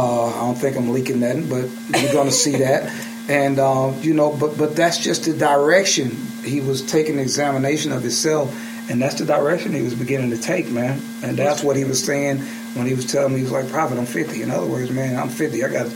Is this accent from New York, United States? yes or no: no; Birmingham, Alabama, United States; And I'm from Birmingham.